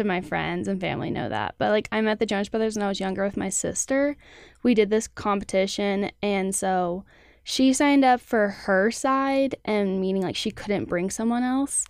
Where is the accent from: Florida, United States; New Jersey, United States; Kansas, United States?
Kansas, United States; Olathe; I'm from Olathe, Kansas